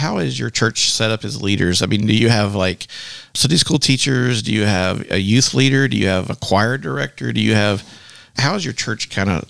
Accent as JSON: {"language": "English", "region": "Texas", "country": "United States", "said": "I'm from Texas"}